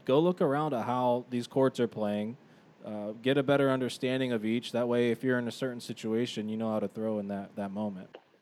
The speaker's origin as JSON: {"language": "English", "town": "Youngstown", "region": "Ohio", "country": "United States", "tie": "born or raised there", "said": "We grew up in Youngstown."}